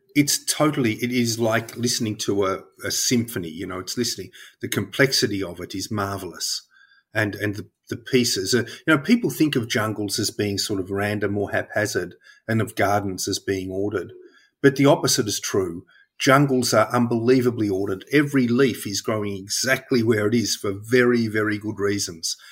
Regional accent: Melbourne, Victoria, Australia; I grew up in Melbourne, uh, on what was then the outer, outer suburbs of Melbourne

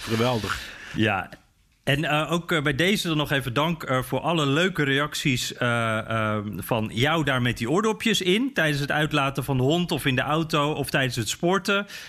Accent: Netherlands

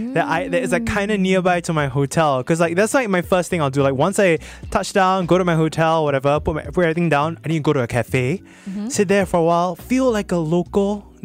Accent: Singapore; we're Singaporean, right? We're Singaporean.

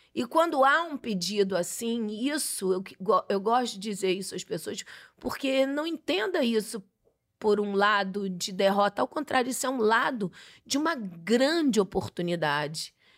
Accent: Bahia, Brazil; moved away as an adult; Eu nasci, passei por vários lugares e com 11 anos minha família se mudou para Bahia. Então, eu sou baiana de adolescência, não de nascença

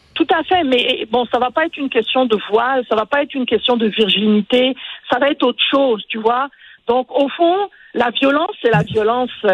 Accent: Côte d’Ivoire; moved away; Quand j'étais en Côte d'Ivoire, moi je suis née en Côte d'Ivoire, et j'avais quoi, 12, 13 ans

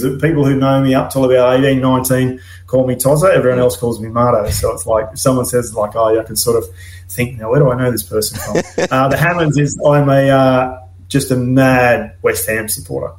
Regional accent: Gladstone, Queensland, Australia; I'm from Gladstone, uh, just an hour south of here, Rocky, uh, and I played. My junior club was Wallabies

